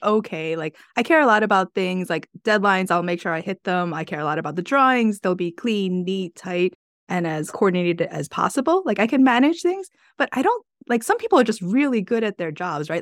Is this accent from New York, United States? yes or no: yes; New York, United States; I'm from New York